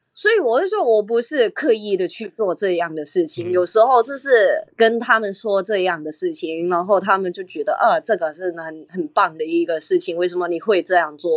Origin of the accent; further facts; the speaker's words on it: Hong Kong; 我是香港来的